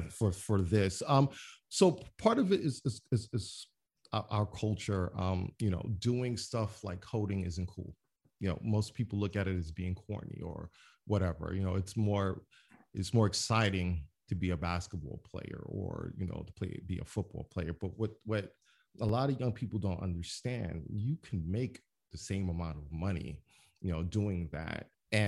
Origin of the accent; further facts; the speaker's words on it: Brooklyn, New York, United States; I mean, a black kid, I'm from Brownsville, Brooklyn. I have a computer.